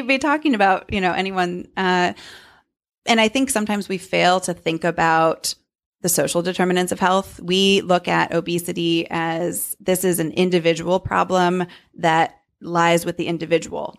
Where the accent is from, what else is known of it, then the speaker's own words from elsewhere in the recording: Davis, California, United States; moved away; Davis, California, my hometown